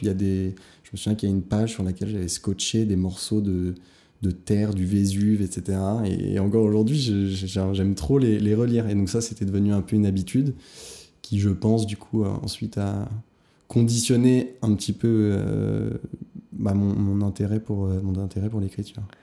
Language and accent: French; Hauts-de-Seine, Île-de-France, France; J'ai grandi donc dans le 92, j'ai fait mon lycée, collège, lycée, tout primaire